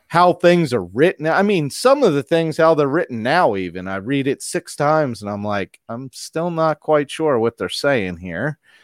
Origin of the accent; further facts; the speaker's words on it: Maryland, United States; also born or lived in Pennsylvania; I moved to Maryland when I was about five, and I've been here since